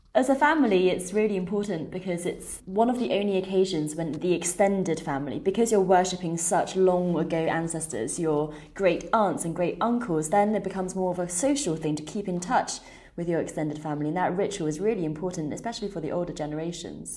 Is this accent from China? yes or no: yes; China; child growing up in China